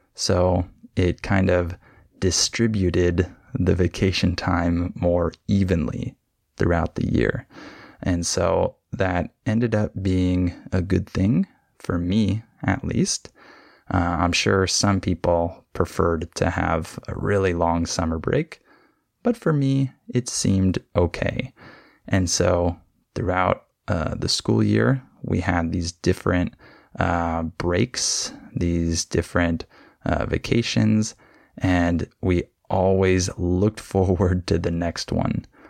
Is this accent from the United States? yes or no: yes; California, United States; when I was growing up in California